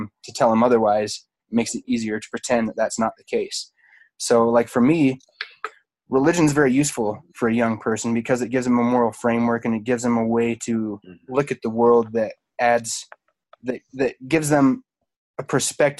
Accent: Utah, United States; I'm from Utah, home of the Mormons

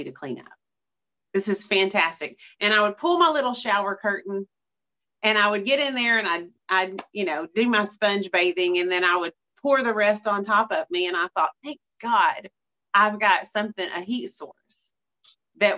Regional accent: East Texas, United States; I'm from East Texas, and East Texas winters last couple days here and there

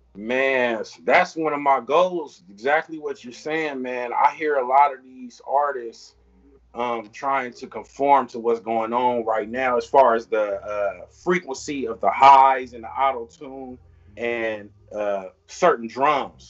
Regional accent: Long Beach, California, United States; growing up in Long Beach

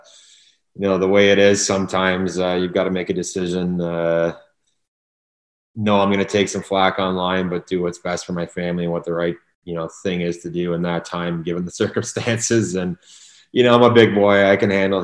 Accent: Ottawa, Ontario, Canada; moved away; we're both born and raised in Kanata.

